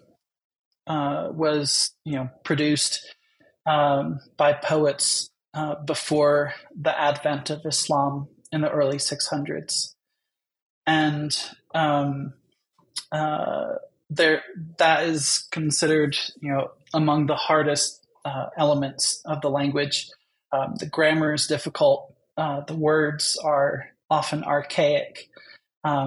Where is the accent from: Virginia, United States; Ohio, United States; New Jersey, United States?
New Jersey, United States; I grew up in New Jersey.